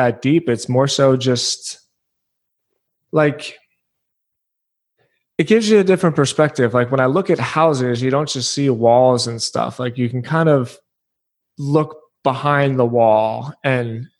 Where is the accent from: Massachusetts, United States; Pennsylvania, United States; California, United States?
Pennsylvania, United States; Philadelphia; also born or lived in Edinburgh, Scotland (ancestry); now in Florida, United States; we grew up in Philadelphia